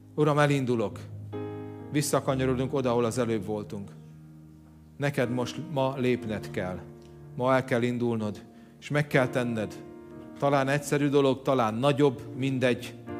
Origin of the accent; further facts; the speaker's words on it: Hungary; Tudom, hogy magyarok vagyunk